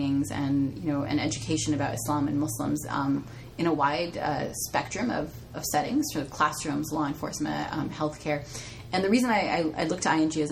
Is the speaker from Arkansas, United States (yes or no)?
no; Southern California, United States; moved away as an adult; now in Bay Area, United States; I'm from Southern California